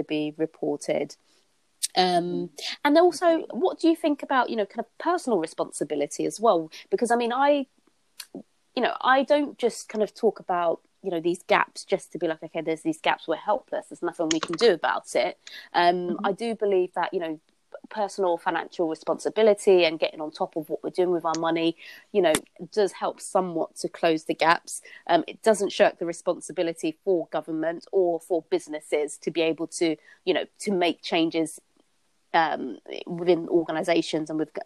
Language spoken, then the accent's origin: English; London, United Kingdom; I grew up in Hackney in East London.